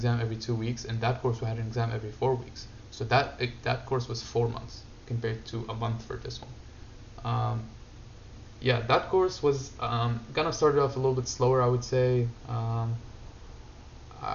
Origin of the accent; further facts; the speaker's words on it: Syria; moved away; I grew up in Syria